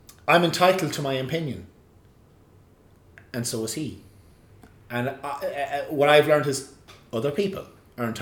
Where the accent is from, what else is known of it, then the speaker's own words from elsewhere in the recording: Ireland; I'm an Irishman